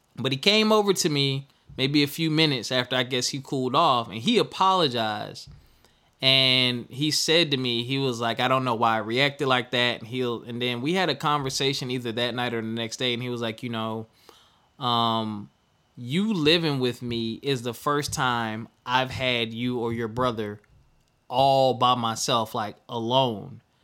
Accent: Philadelphia, Pennsylvania, United States; accent: Philly accent, Southern accent; also born or lived in Spartanburg, South Carolina; I grew up in South Carolina slash Philadelphia, was kindergarten to sixth grade. I was in Spartanburg, South Carolina, uh, seventh grade through 12th grade or finished, finishing high school. I was in Philadelphia, Pennsylvania

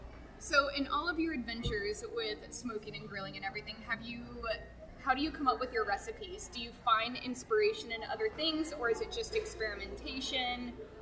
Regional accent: North Carolina, United States; moved away as an adult; now in Chattanooga, United States; I'm from North Carolina.

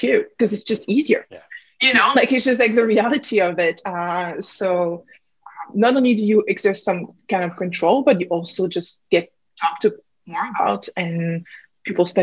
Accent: Burgundy, Bourgogne-Franche-Comté, France; accent: French; English is a second language; moved away; as you can probably pick up from my accent, I'm originally from France, Burgundy

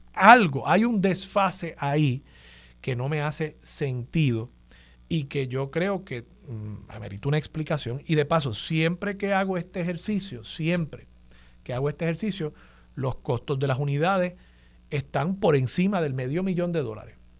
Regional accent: Puerto Rico; nosotros somos ciudadanos americanos

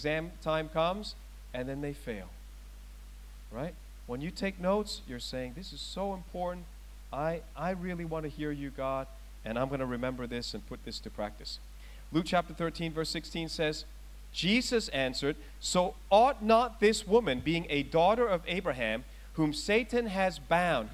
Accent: Thailand; moved away; I was born in Thailand. I was born in one of the strongest practicing Buddhist countries in the world

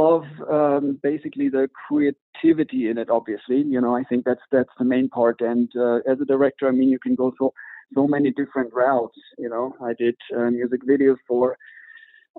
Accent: Düsseldorf, North Rhine-Westphalia, Germany; moved away as an adult; also born or lived in Mallorca; Moved back to my hometown, Düsseldorf

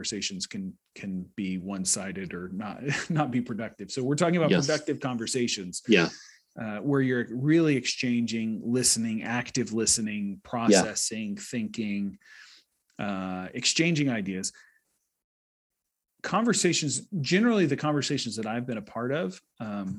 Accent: United States; I'm American

